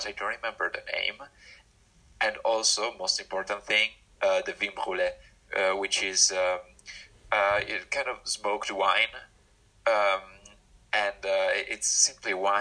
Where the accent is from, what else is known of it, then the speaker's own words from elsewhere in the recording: Ulster, Ireland; my county was in Ulster, even though it was in the Republic of Ireland